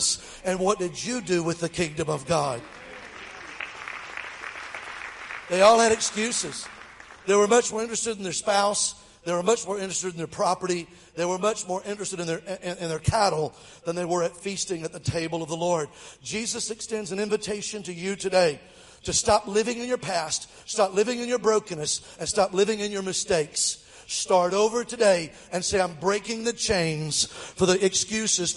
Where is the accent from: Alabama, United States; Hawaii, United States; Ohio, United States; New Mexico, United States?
Alabama, United States; Mobile; Mobile, my hometown, Alabama